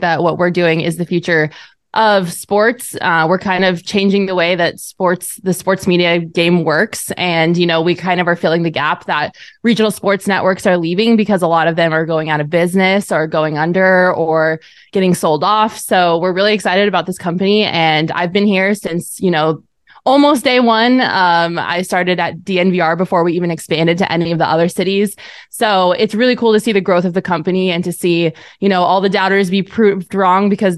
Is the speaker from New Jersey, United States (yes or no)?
no; Colorado, United States; moved away; also born or lived in Arizona; I grew up in Colorado